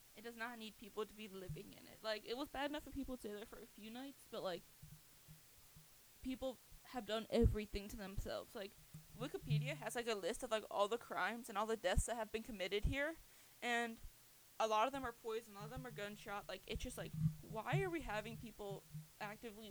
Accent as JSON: {"language": "English", "area": "near Parkersburg", "region": "West Virginia", "country": "United States", "tie": "born or raised there", "said": "Parkersburg, West Virginia, which is near my hometown"}